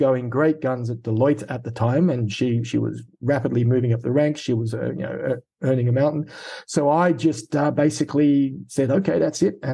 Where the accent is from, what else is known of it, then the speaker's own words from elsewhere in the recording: Sydney, New South Wales, Australia; accent: Australian; moved away as an adult; also born or lived in United Kingdom; I have an Australian accent. And so I was born in Sydney, high school in Sydney, and did my first two university degrees